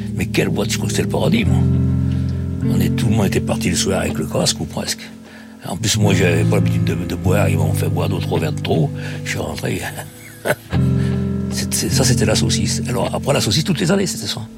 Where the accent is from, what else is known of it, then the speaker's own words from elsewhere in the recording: Saint-Genest-Lerpt, Auvergne-Rhône-Alpes, France; je suis originaire de Saint-Genélaire dans la Loire.